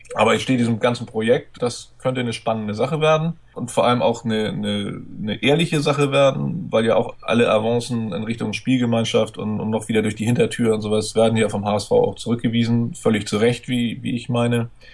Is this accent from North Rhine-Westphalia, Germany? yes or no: no; Hamburg, Germany; now in Schleswig-Holstein, Germany; als Hamburger bin ich auch betroffen gewesen oder als Randhamburger, da ich in Schleswig-Holstein lebe, aber mein Herz immer noch nach Hamburg gehört